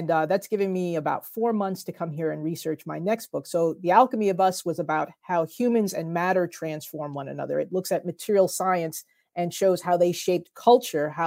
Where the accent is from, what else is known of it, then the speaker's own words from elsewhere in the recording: New Jersey, United States; my home state of New Jersey